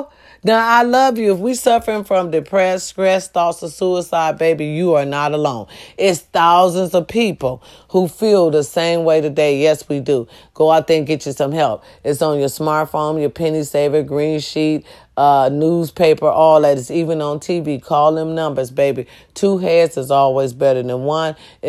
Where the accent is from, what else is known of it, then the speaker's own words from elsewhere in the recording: Ohio, United States; I'm going to have my first little stand-up show in Youngstown, Ohio, close to my hometown.